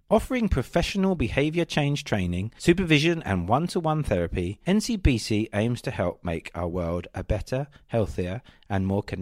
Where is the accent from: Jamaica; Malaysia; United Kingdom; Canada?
United Kingdom; Kent, South East England; I grew up in Kent.